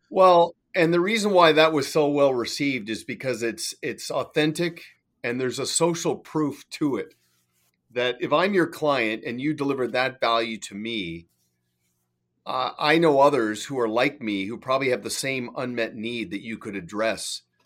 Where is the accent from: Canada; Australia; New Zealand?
Canada; now in Kelowna, Canada; I'm Canadian